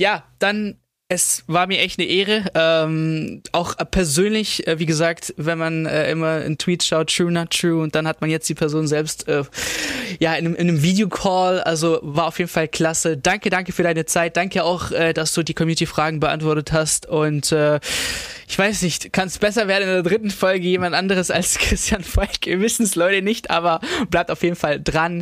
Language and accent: German; Stuttgart, Baden-Württemberg, Germany; ich komme auch aus dem Süden Stuttgart